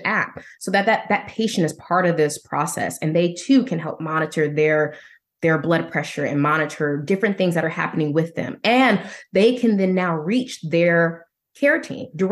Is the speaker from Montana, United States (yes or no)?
no; Indiana, United States; also born or lived in Denver; my husband and I relocated from Denver to our home state of Indiana